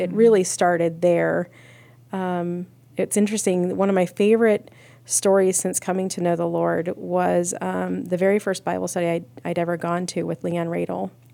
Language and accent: English; Akron, Ohio, United States; I was born and raised in Akron, Ohio.